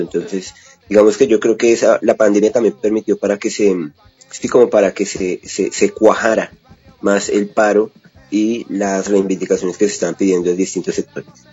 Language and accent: Spanish; Colombia; nosotros como colombianos